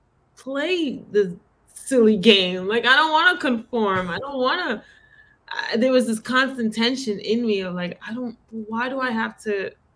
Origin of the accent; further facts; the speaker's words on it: New York City, New York, United States; accent: Bronx accent; I come from that culture. I grew up in the Bronx